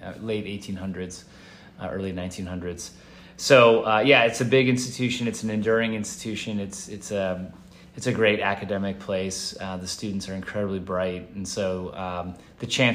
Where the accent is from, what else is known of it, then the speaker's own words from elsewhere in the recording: Chicago, Illinois, United States; growing up in Chicago is great. You know, it's a Midwest city.